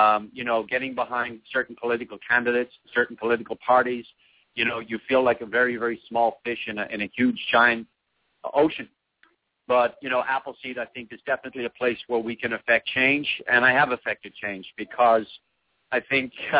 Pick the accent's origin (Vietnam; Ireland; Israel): Ireland; now in United States; We growing up in Ireland